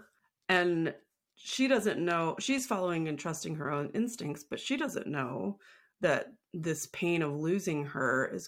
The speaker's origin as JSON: {"language": "English", "region": "Midwest", "country": "United States", "tie": "born or raised there", "said": "I'm white, and I grew up in the Midwest"}